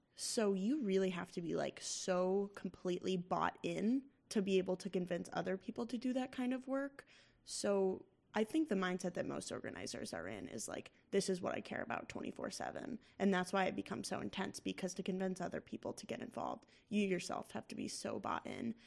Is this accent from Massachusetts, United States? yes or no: yes; Massachusetts, United States; my home state of Massachusetts